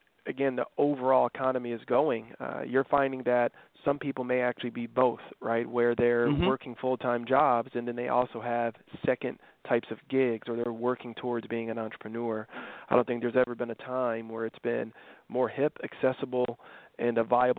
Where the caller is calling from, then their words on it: West Palm Beach, Florida, United States; I'm calling in from our world headquarters here in West Palm Beach, Florida.